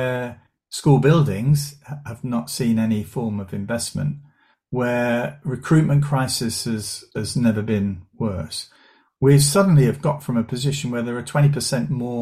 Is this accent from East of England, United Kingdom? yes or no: yes; Southend-on-Sea, East of England, United Kingdom; I grew up in Essex and went to a secondary school in Southend.